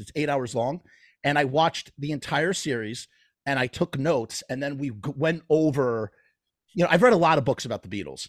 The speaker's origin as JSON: {"language": "English", "region": "New York", "country": "United States", "said": "I'm from New York"}